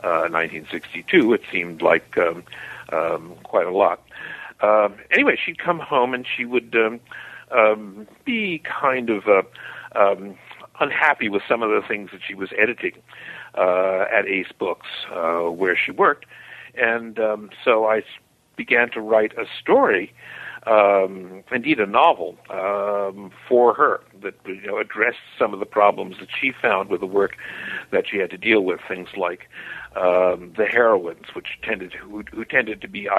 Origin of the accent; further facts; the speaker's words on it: New York City, New York, United States; I was born in Harlem, which is the black ghetto of New York City, in Harlem Hospital on 138th Street and Lenox Avenue, and my father ran a funeral home